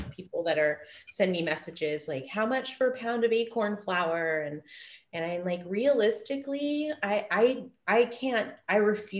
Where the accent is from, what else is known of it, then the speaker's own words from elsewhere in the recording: Hoopa, California, United States; And where I grew up in Hoopa, it was a major trade hub.